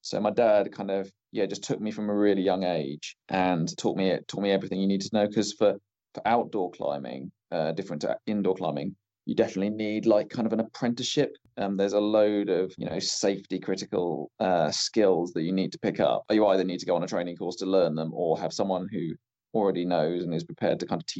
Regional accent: Winchester, South East England, United Kingdom; also born or lived in Bath; So I moved around when I was little, spent most of my time growing up in Winchester, just north of Southampton.

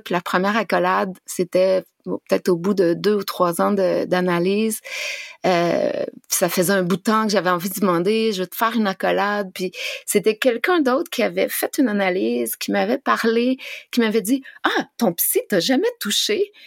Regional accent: Abitibi, northern Quebec, Canada; moved away; je viens de la BTB

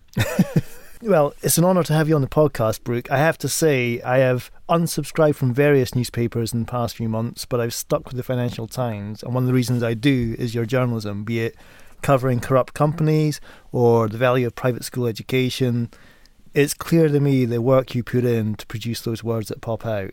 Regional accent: United States; also born or lived in Sweden; now in United Kingdom; an American who, like a boomerang, is returning back home shortly

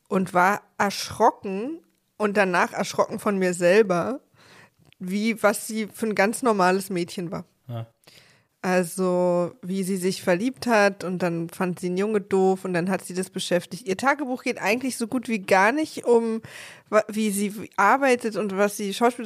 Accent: East Germany, Germany; ich als Ossi

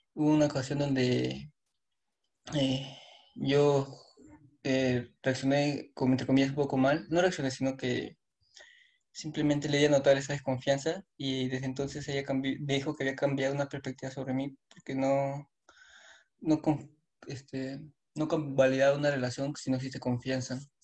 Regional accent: Peru; Soy de Perú

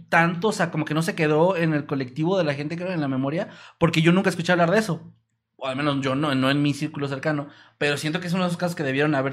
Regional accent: Mexico City, Mexico; now in Querétaro, Mexico; Yo, yo soy un chilango viviendo en Querétaro.

